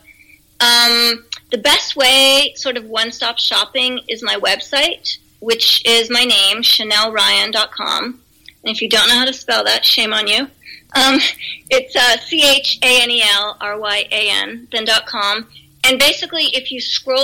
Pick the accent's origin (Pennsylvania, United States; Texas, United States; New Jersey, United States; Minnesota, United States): Pennsylvania, United States; moved away; I'm originally from Pennsylvania, the East Coast